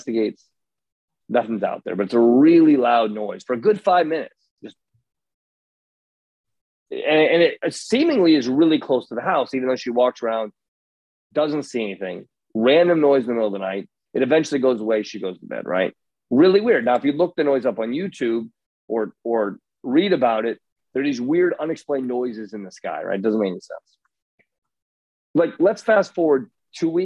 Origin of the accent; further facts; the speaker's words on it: Indiana, United States; moved away; I grew up in Indiana.